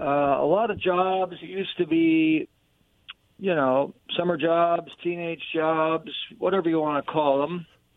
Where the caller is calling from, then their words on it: Kennewick, Washington, United States; This is … from Kennewick.